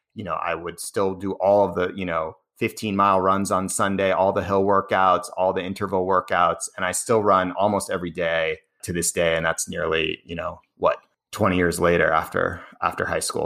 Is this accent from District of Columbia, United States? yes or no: no; Cambridge, Massachusetts, United States; I grew up in Cambridge, which is, uh, outside of Boston